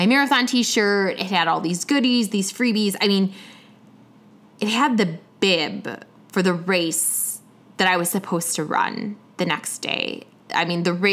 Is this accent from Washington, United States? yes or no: no; Chicago, Illinois, United States; now in Atlanta, United States; I was from Atlanta, you know, in town, originally from Chicago, but in town from Atlanta